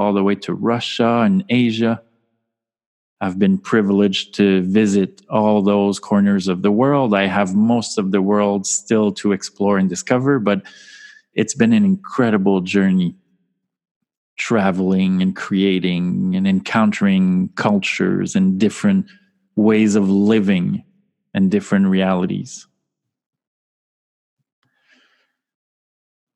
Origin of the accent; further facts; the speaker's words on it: Canada; accent: French-Canadian; now in Montreal, Canada; as you can hear from my charming accent and my name, I am a French-Canadian soul